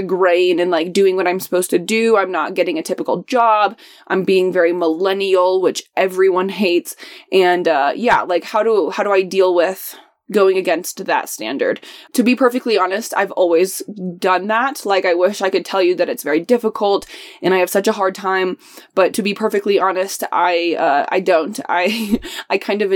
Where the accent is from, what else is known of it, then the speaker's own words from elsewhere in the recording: Indianapolis, Indiana, United States; moved away; I'm from Indianapolis. I'm not from San Diego or, you know, LA or something like that. Nobody likes Indianapolis. I'm very used to people dogging on my hometown